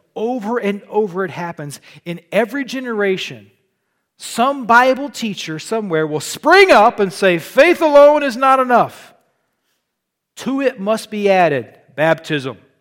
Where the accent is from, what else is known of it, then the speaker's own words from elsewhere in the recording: Southern Illinois, United States; moved away as an adult; also born or lived in the South (US) / Arkansas; now in Michigan, United States; I was born in Illinois